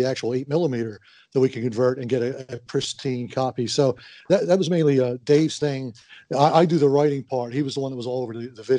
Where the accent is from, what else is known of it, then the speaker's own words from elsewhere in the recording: Philadelphia, Pennsylvania, United States; also born or lived in Halifax, Nova Scotia, Canada; I grew up in the Philadelphia area